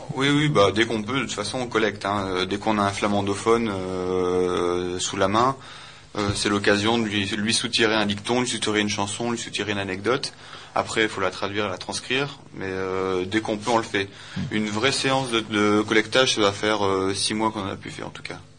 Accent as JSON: {"language": "French", "town": "Saint-Jean-Cappel", "region": "Hauts-de-France", "country": "France", "said": "on est originaire de Saint-Jean"}